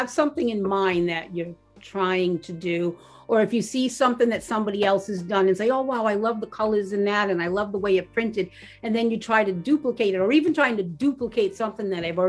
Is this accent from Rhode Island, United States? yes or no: yes; Rhode Island, United States; also born or lived in Warwick, Rhode Island / North Kingstown, Rhode Island / Wickford, Rhode Island / Greene, Rhode Island; We've always lived in Rhode Island. I grew up in Rhode Island. I was born in Warwick, and then we moved to North Kingstown for a while